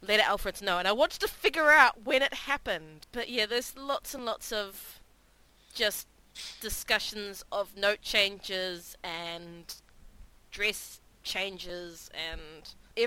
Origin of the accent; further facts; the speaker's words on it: New Zealand; moved away; my hometown